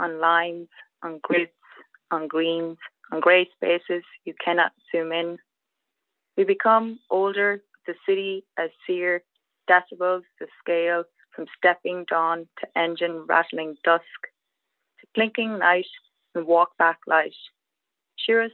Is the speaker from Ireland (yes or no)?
yes; Sligo, Connacht, Ireland; moved away as an adult; also born or lived in Galway, Ireland; now in Atlanta, United States